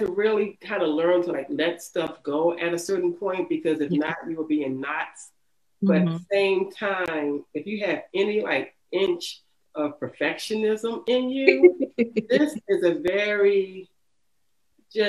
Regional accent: Baltimore, Maryland, United States; growing up in the city

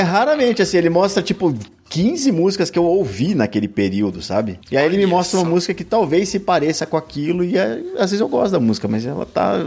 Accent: São Paulo, Brazil; eu nasci em São Paulo. Cara, eu nasci com milhões de pessoas aqui

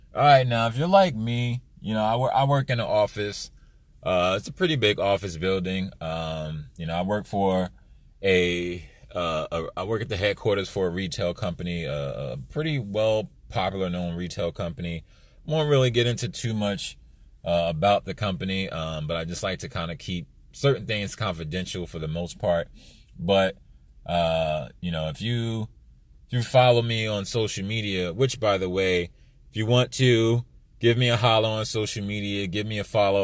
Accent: East Coast, United States; moved away; I'm from the East Coast

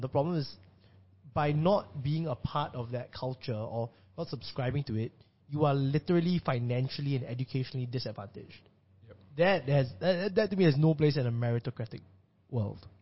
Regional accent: Singapore; as a Singaporean

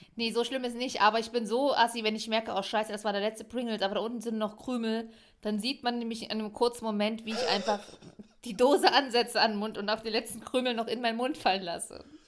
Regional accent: Leipzig, Saxony, Germany; ich bin Leipzigerin.

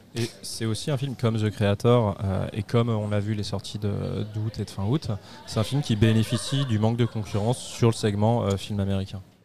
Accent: France; on est français

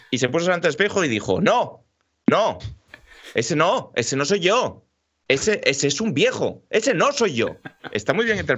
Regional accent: Madrid, Community of Madrid, Spain; Porque yo soy madrileño, tío.

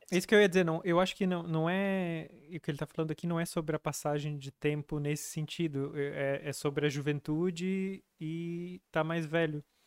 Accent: Capinzal, Santa Catarina, Brazil; born or raised there; moved away

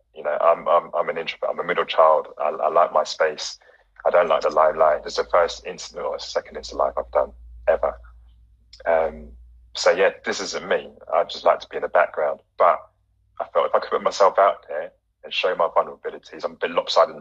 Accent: Ghana; giving a nod to all fellow Ghanaians in the house right now.

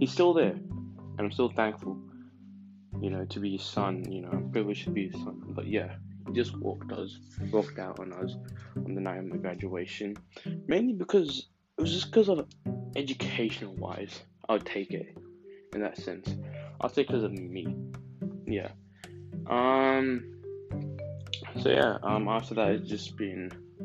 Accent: Melbourne, Victoria, Australia; I was born in Melbourne, Australia

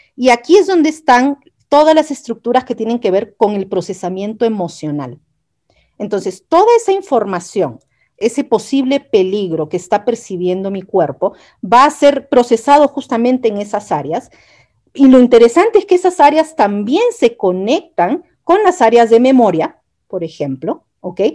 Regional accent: Peru; moved away as an adult; also born or lived in Chile; yo soy peruana

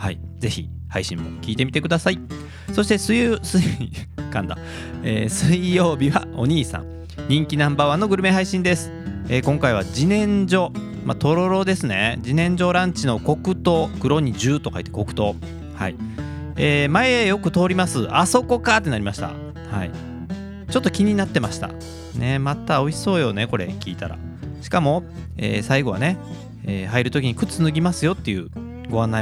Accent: Kobe, Hyogo, Japan

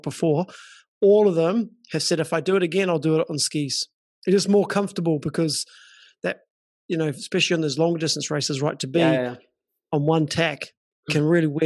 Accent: Auckland, New Zealand; moved away as an adult; also born or lived in Dubai; I'm from Auckland. I'm in the north of New Zealand.

